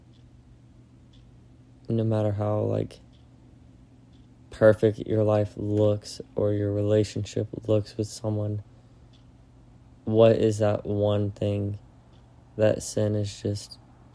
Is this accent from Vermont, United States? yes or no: no; Florida, United States; moved away; go home to Florida and to show Maddie my hometown